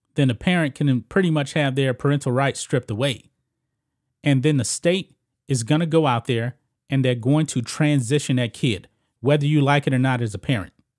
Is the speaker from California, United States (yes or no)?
no; Texas, United States; I grew up here in Texas.